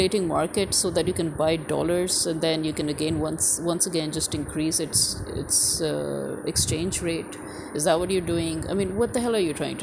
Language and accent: English; Pakistan